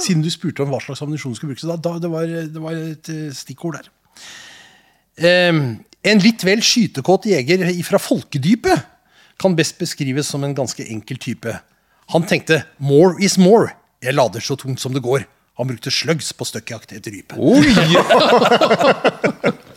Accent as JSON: {"language": "Norwegian", "area": "Nordmøre", "region": "Møre og Romsdal", "country": "Norway", "moved": "yes", "said": "Jeg er jo fra Nordmøre opprinnelig"}